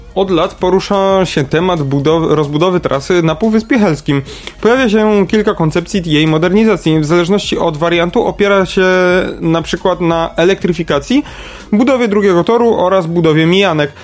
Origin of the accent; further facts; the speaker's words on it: Kraków, Lesser Poland, Poland; ja jestem z Krakowa